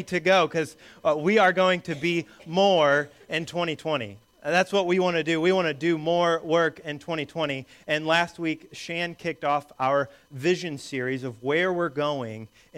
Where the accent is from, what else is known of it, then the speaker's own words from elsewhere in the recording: Indiana, United States; the church that I grew up going to in Indiana as a small boy